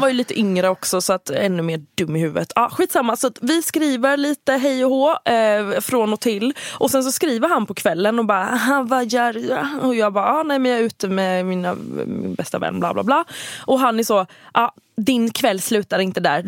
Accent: Halland County, Sweden; accent: Halland dialect; jag har min halländska dialekt

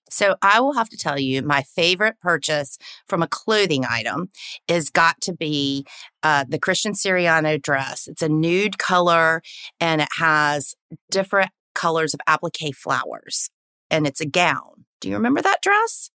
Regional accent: the South, United States; accent: Southern; I'm born and raised in the South. Don't know if you can tell from the accent

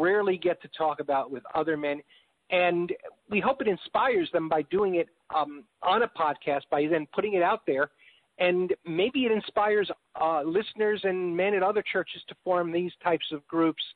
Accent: New York, United States; also born or lived in Chicago; now in Texas, United States; I'm from New York

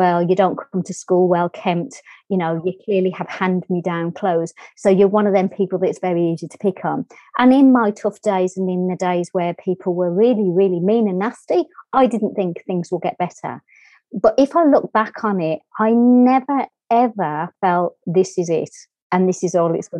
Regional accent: Birmingham, West Midlands, United Kingdom; accent: English; As you can hear from my accent, I'm English. I was brought up in a inner city area in England called Birmingham.

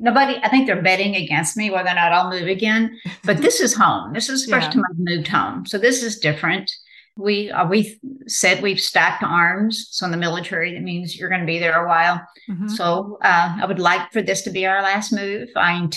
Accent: Texas, United States; moved away as an adult; also born or lived in Maine; having recently moved back to my home state of Texas

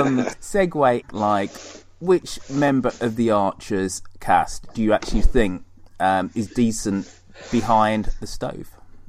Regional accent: Birmingham, West Midlands, United Kingdom; Erdington, Perry Bar.

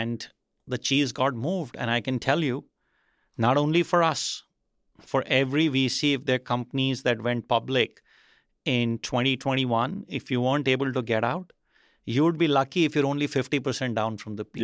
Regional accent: India; moved away; growing up in India, I think in the eighties

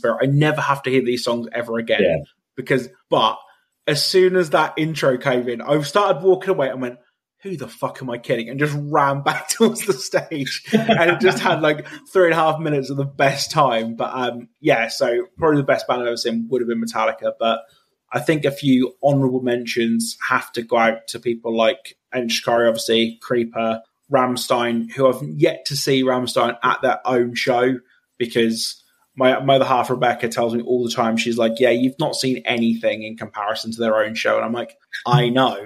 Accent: United Kingdom; as a British person

